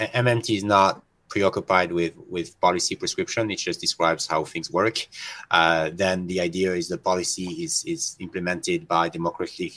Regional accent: France; moved away as an adult; I come from Europe

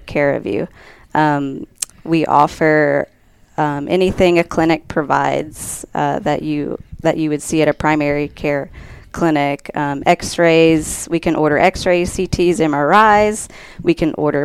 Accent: South Louisiana, United States; moved away as an adult; now in Colorado, United States; I'm originally from South Louisiana. I'm a Cajun girl.

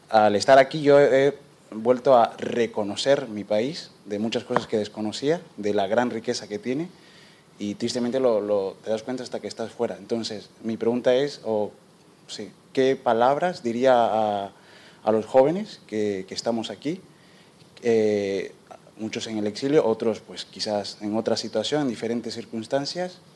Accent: Nicaragua; now in Spain; soy también de origen nicaragüense

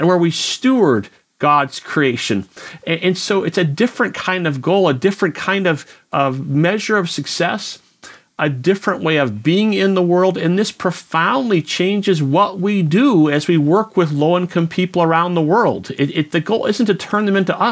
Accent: United States; as an American

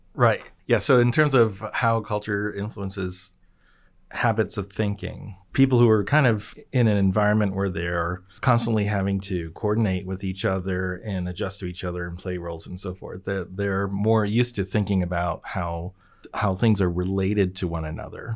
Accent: Japan; moved away; I grew up in Japan

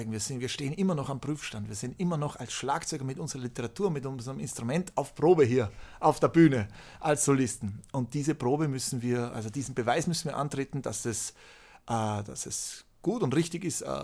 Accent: Austria; Aber ich bin halt auch Österreicher und in Österreich ist halt die klassische Musik ein Faktor.

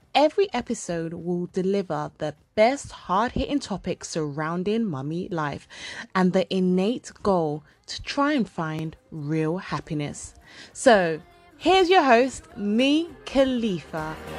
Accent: United Kingdom; accent: British; I had like a British accent

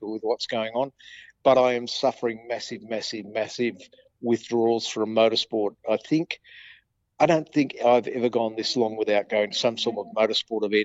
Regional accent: Campbelltown, New South Wales, Australia; when I was young growing up in Campbelltown

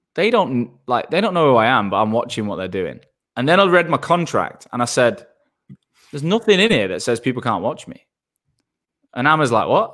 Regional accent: Manchester, North West England, United Kingdom; moved away as an adult; also born or lived in Australia / London; I'm from Manchester and I live there n, I'm back in Manchester now

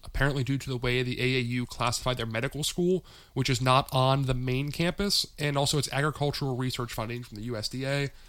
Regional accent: Pittsburgh, Pennsylvania, United States; And I come from Pittsburgh, where UPMC is, I think, the largest university-related medical chain in the country, essentially.

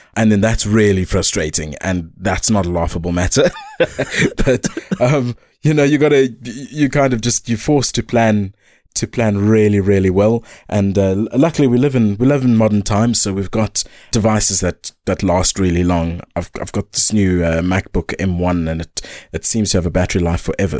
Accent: Eastern Cape, South Africa; growing up in the Eastern Cape, it's, it's an interesting one

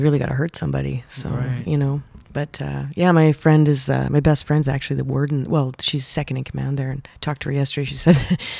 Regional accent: The Pas, Manitoba, Canada; moved away as an adult; also born or lived in Winnipeg, Canada; now in Wakefield, Canada; I was born in the Paw, Manitoba, which is northern Manitoba.

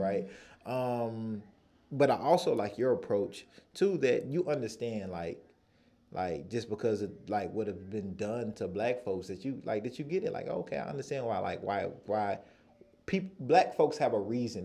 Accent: United States; I'm from the United States

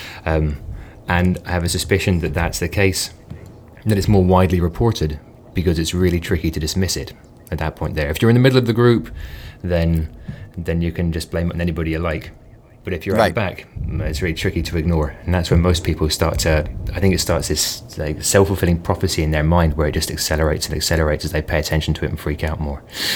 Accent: London, United Kingdom; moved away as an adult; now in Edinburgh, United Kingdom; I grew up in London, moved to Edinburgh for university and stayed there

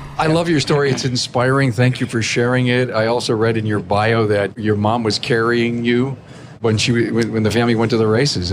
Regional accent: Buffalo, New York, United States; He's from my hometown

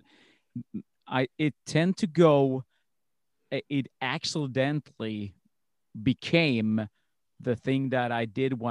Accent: Sweden; I'm from Sweden

